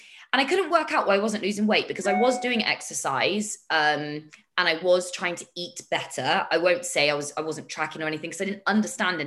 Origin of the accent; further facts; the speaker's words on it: United Kingdom; I'm too British for my own good